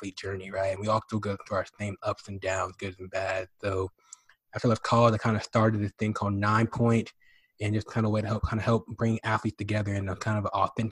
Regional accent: Dallas, Texas, United States; I was born in Dallas, Texas

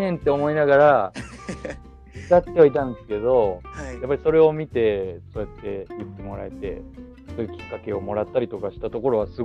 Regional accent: Kansai, Japan; also born or lived in Osaka; もともと僕関西出身なんですけど、今は東京に、それも、まあ1年半ぐらい前に東京に来て、

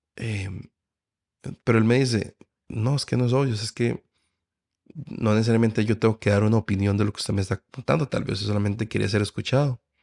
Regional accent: Costa Rica; yo como tico apoyo Costa Rica

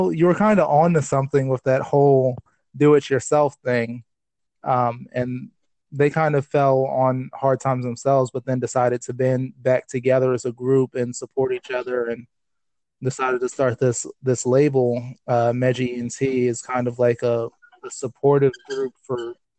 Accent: Baltimore, Maryland, United States; also born or lived in Delaware; I was born in Delaware, raised here for 7 years, moved to Baltimore when I was about 7 years old, and then raised there until I was 18

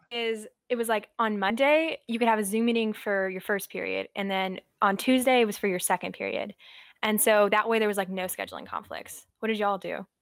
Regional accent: outside Columbia, small town in South Carolina, United States; I am from a small town in South Carolina, right outside of Columbia, the capital

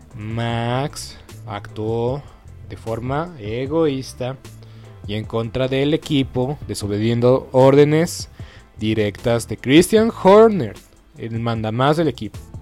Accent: Mexico; nosotros como mexicanos

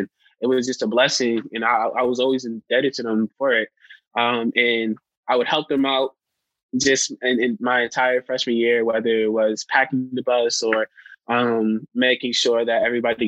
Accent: New York, United States; moved away; I come from New York

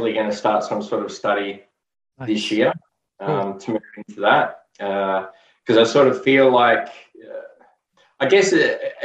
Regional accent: Melbourne, Victoria, Australia; I was born and raised in Melbourne, Australia.

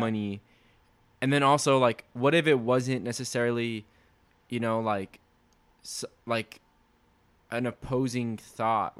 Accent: Laredo, Texas, United States; people in Laredo took action, my hometown

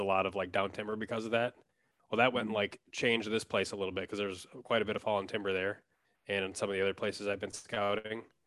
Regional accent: Wisconsin, United States; moved away as an adult; now in Minneapolis, United States; I grew up in Wisconsin

